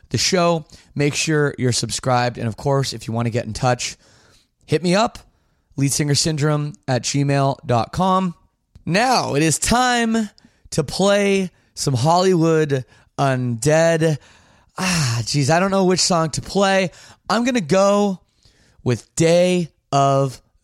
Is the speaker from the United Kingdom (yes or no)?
no; Canada; also born or lived in Windsor, Ontario; It's my right as a Canadian